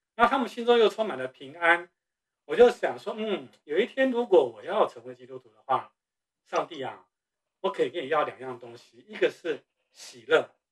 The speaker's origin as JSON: {"language": "Chinese", "country": "Taiwan", "tie": "born or raised there", "moved": "as an adult", "said": "我是从台湾出生长大的"}